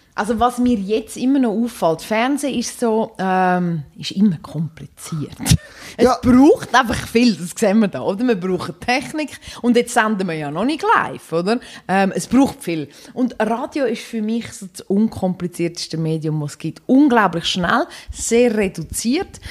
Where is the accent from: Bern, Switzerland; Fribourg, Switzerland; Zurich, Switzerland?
Zurich, Switzerland; Dübendorf; Ich bin in Dübendorf aufgewachsen, wo es eine Eisbahn hat